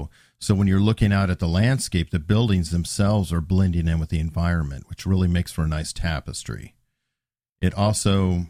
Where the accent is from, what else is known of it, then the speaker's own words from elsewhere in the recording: Tucson, Arizona, United States; I was born and raised in Tucson, Arizona, child of the desert.